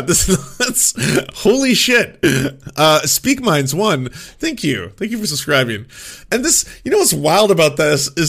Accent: Vancouver, British Columbia, Canada; I grew up first in Vancouver and then in a small town

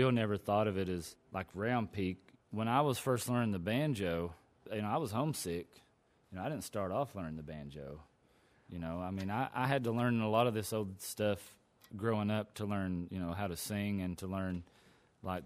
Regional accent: Eastern Kentucky, United States; moved away as an adult; also born or lived in Louisville, Kentucky / Morehead, Kentucky; I'm from Eastern Kentucky

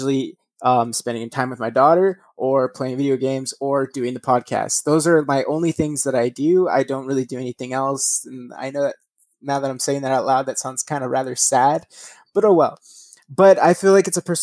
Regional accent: United States; I'm American myself

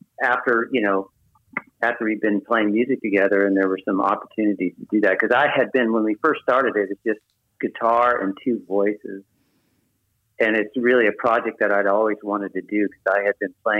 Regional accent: Richmond, California, United States; also born or lived in Marin County, California; I was raised here in California in the San Francisco Bay Area. I was born in Richmond, California

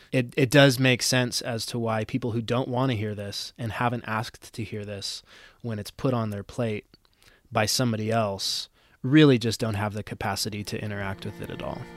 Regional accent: United States; especially as American Christians or even people who just share in, in a American Christian heritage

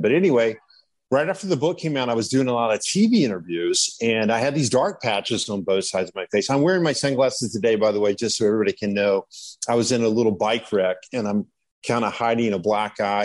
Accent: Malibu, California, United States; I was from Malibu

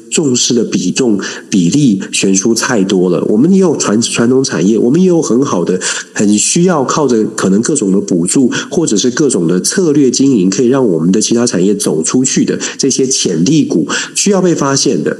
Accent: Taiwan; 这是我们在台湾面临的一个大，大的问题

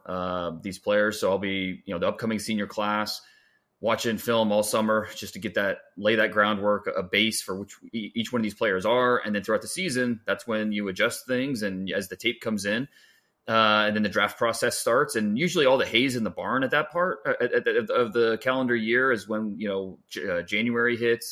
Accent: Northeast Ohio, United States; I grew up in Northeast Ohio, and now we're back in Northeast Ohio

